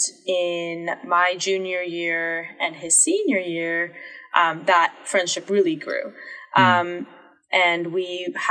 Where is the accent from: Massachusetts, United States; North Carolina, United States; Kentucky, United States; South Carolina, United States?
North Carolina, United States; Durham; born or raised there